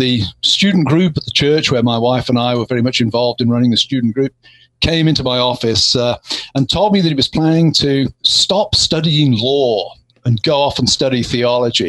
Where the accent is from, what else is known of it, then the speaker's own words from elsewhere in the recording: England, United Kingdom; now in United States; the English